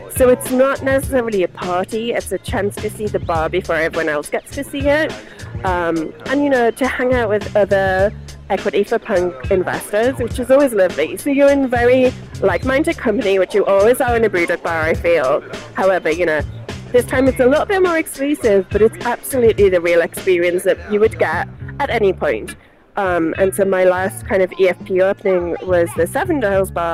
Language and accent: English; the Northeast, North East England, United Kingdom; also born or lived in Putney, London; now in London, United Kingdom; originally I'm from the Northeast, so I have a very strange accent